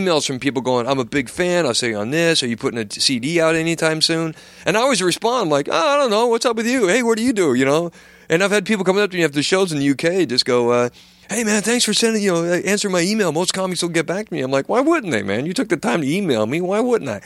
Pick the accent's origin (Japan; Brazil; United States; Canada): United States; now in United Kingdom; I'm an American